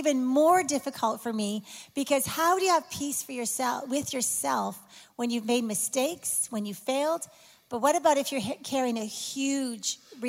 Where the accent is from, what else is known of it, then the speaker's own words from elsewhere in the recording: Canada; I'm from Canada, and he's from Michigan, but we met in Dallas.